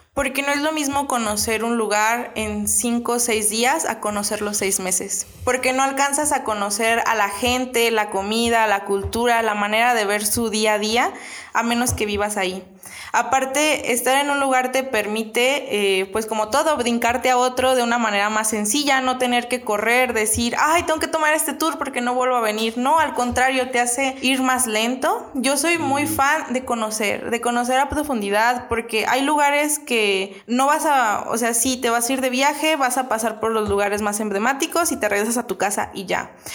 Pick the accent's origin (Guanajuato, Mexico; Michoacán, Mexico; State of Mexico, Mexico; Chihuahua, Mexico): Michoacán, Mexico; Angamacutiro; also born or lived in Madrid; now in Querétaro, Mexico; Soy de un pueblito bastante pequeño eh, en Michoacán.